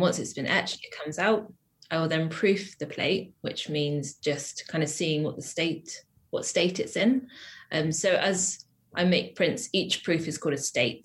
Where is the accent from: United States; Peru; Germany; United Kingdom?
United Kingdom; Wiltshire, South West England; moved away as an adult; now in Bristol, United Kingdom; I grew up in Wiltshire, which is like a kind of like a small town in the countryside